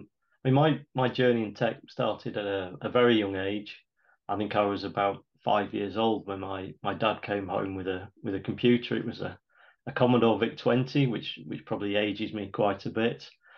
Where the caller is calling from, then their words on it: Nottingham, East Midlands, United Kingdom; I'm calling in from Nottingham in England, United Kingdom.